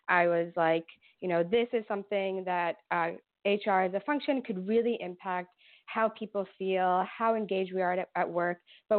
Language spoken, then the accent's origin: English; Brooklyn, New York, United States; now in Ithaca, United States; So originally from Brooklyn, I'm wearing my Brooklyn t-shirt now to represent because I'm very far away from there.